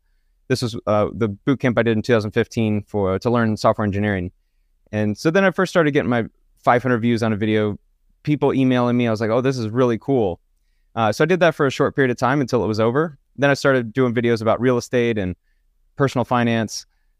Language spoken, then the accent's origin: English; Kennesaw, Georgia, United States; Born in Kennesaw, Georgia, which is a suburb of Atlanta, really nice suburb area. And so I grew up in Georgia, lived there until really I graduated college from Georgia Southern University.